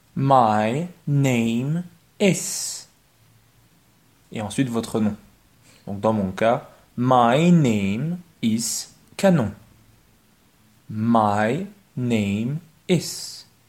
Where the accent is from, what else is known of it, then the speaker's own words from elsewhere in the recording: Belgium; also born or lived in Mons; I come from Belgium. I come from Belgium. I am Belgian